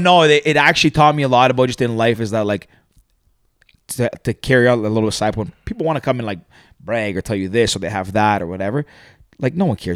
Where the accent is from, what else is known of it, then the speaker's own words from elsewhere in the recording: Toronto, Ontario, Canada; also born or lived in Greece; born and raised in Toronto.